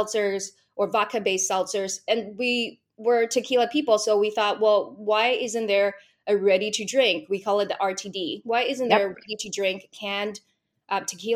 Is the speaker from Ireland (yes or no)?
no; Vancouver, British Columbia, Canada; I am from Vancouver, British Columbia